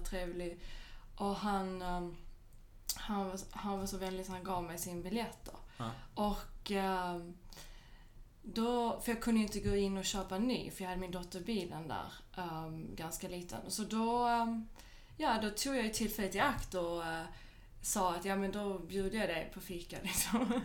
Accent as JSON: {"language": "Swedish", "town": "Malmö", "region": "Skåne", "country": "Sweden", "tie": "born or raised there", "also_born_or_lived": "Skellefteå / Paris", "moved": "yes", "lives_now": "Stockholm, Sweden", "said": "jag är ju född och uppvuxen i Malmö."}